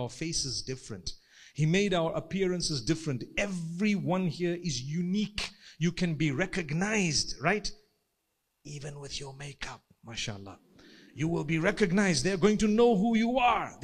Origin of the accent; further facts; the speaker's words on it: Zimbabwe; I come from Zimbabwe.